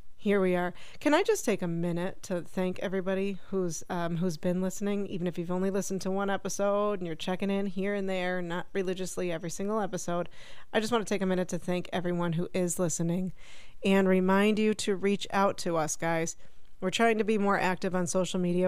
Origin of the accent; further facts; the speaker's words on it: Buffalo, New York, United States; Jen and I, given where we grew up in Buffalo, New York